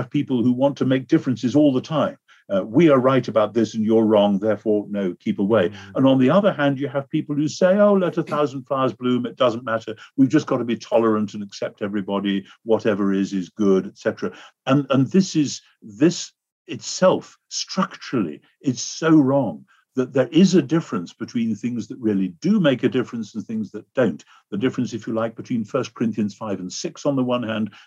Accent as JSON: {"language": "English", "country": "United Kingdom", "said": "in America, I find as a Brit"}